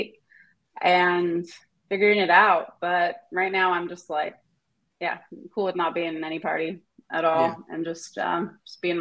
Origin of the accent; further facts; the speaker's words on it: Southern California, United States; also born or lived in Santa Cruz, California; now in Portland, United States; I'm from Southern California originally